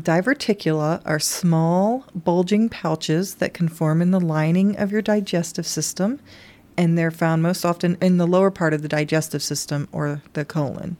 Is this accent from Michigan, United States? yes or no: no; Kentucky, United States; moved away; I grew up on Dunkin' Donuts in Kentucky